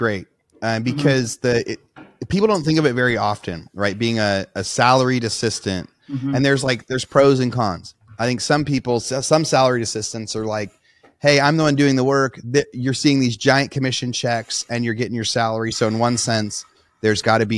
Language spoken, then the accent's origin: English; Southern Oregon, United States; I was born in Southern Oregon, like small town Southern Oregon